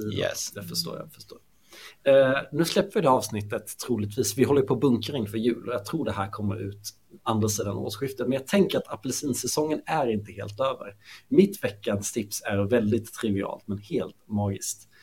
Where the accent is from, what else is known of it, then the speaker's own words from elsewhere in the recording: Småland, Sweden; jag är smålänning